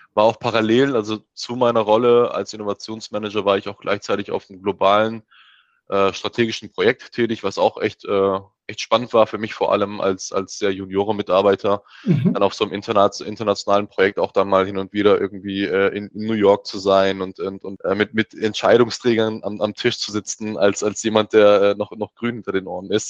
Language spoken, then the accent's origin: German; Heilbronn, Baden-Württemberg, Germany; moved away as an adult; also born or lived in Mannheim / Leeds; ich komme ja ursprünglich aus, ähm, aus Heilbronn, bin also quasi gebürtiger, gebürt, äh, gebürtiger Schwabe, ähm, bin dort geboren, aufgewachsen, Abi gemacht